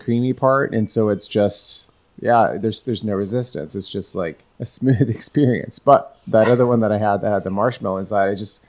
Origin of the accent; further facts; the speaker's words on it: Pacific Northwest, United States; now in Florida, United States; We didn't have haddock growing up in the Pacific Northwest